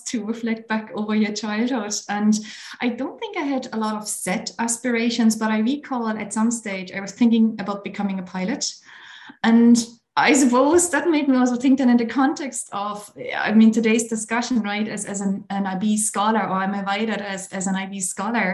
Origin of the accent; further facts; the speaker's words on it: East Germany, Germany; now in Ireland; I grew up in Germany. Obviously, now I'm based in Ireland. But in fact, I grew up in East Germany.